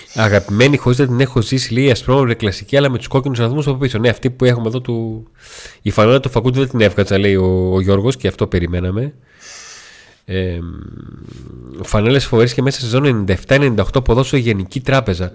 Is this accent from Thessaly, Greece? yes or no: yes; Volos, Thessaly, Greece; στην πόλη που, που γεννήθηκα και μεγάλωσα, που ήταν εντελώ αφιλόξενη